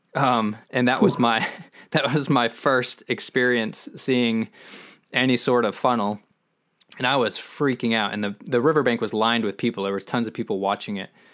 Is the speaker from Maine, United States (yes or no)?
yes; Maine, United States; moved away as an adult; now in Austin, United States; growing up in Maine